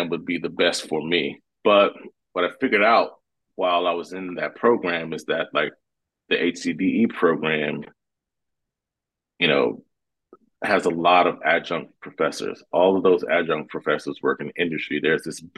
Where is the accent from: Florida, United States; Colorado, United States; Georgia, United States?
Georgia, United States; moved away as an adult; now in Seattle, United States; Grew up in a small town in Georgia, outside of Atlanta, probably about 45 minutes outside of Atlanta.